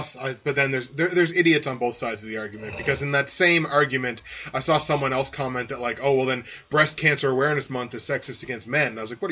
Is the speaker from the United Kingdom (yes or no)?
no; Bridgewater, Nova Scotia, Canada; my hometown, Bridgewater, North Scotia